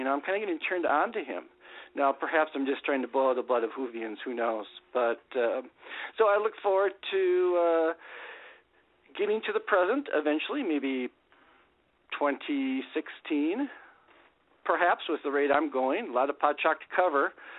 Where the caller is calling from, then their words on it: Minnesota, United States; calling from Minnesota